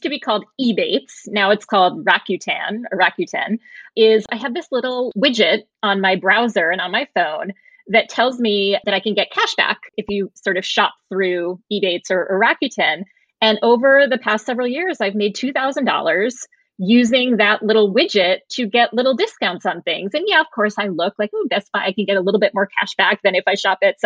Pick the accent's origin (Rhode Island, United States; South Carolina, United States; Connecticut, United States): Connecticut, United States; Norwalk; I grew up in Norwalk, Connecticut, you know, the burbs